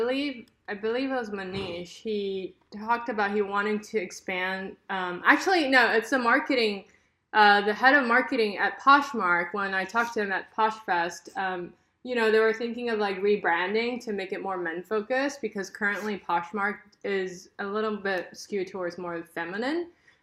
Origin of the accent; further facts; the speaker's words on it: California, United States; Here in Southern California.